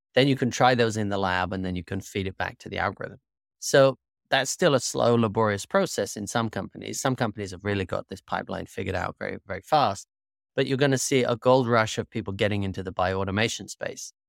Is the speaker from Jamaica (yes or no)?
no; United Kingdom; moved away as an adult; also born or lived in Singapore / Malaysia; now in United States; I grew up in the United Kingdom